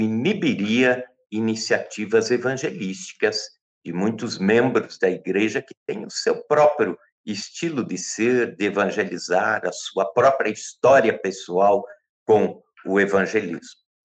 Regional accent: Brazil; somos brasileiros

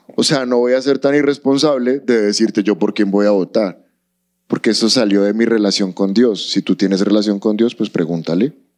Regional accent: Colombia; Amamos nuestro país

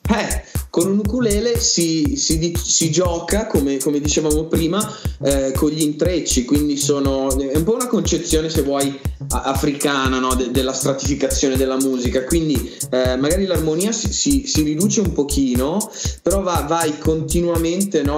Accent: Valtellina, Lombardy, Italy; moved away; io vengo dalla Valtellina, prima di trasferirmi

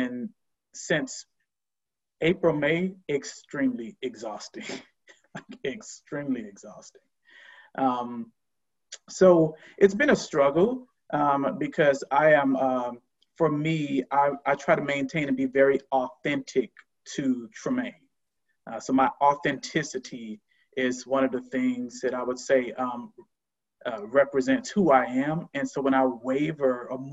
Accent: Miami, Florida, United States; moved away as an adult; now in Oakland, United States; I'm originally from the South, originally from Miami, Florida, born and raised, and have lived out West for quite some time.

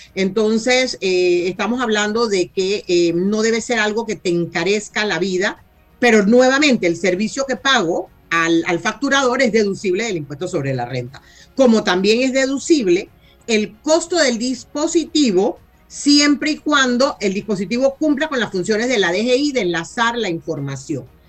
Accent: Panama; como panameños

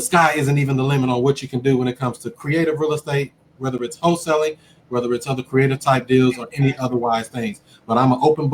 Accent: St. Louis, Missouri, United States; born and raised in St. Louis, Missouri

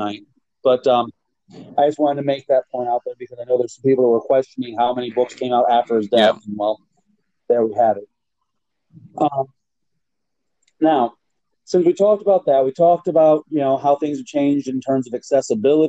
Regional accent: near Bowling Green, Ohio, United States; here I am, Bowling Green, Ohio

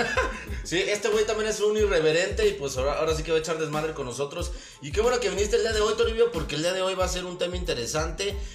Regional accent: Dolores Hidalgo, Guanajuato, Mexico; somos de Dolores Hidalgo

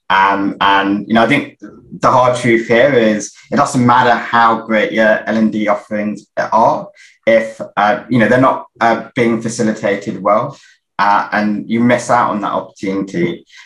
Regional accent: London, United Kingdom; similar to Kenny, I'm from I'm from South London, and so it's always uh, good to uh, to see a fellow South Londoner on on here.

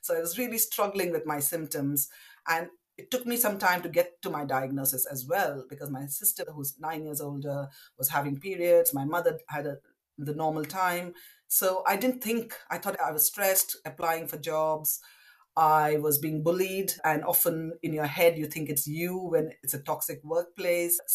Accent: West Bengal, India; now in London, United Kingdom; I grew up in India. Uh, to parents from Southeast Indian uh, extraction, but we lived in Bengal

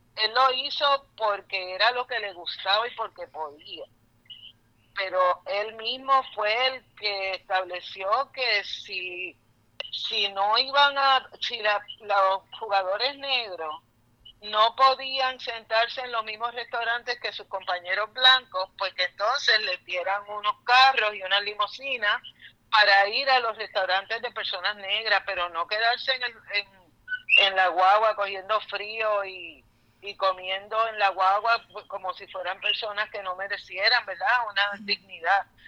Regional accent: Puerto Rico

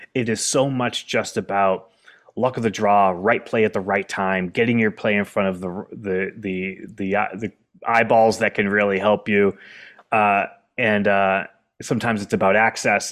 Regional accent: Keene, New Hampshire, United States; moved away as an adult; also born or lived in Washington, D.C. / Boston; I had written another play based in my hometown called Welcome to Keene, New Hampshire

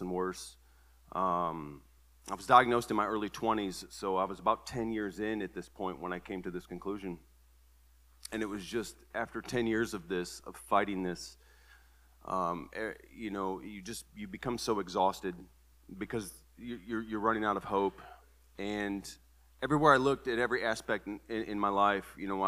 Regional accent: Toledo, Ohio, United States; moved away as an adult; now in Tennessee, United States; born and raised in Toledo, Ohio. I've lived in Tennessee for the last 11 years

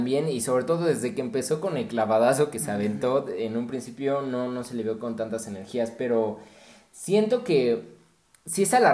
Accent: Mexico; Yo creo que como mexicanos

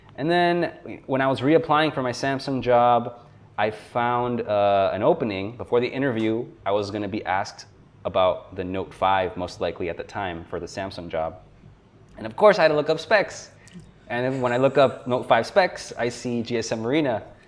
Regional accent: South Florida, United States; moved away as an adult; also born or lived in New York; I have since moved back to my hometown in South Florida. So I'm originally from South Florida

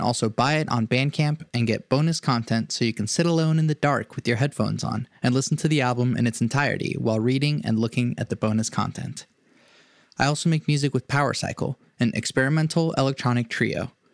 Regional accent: Venezuela; born there; I was born

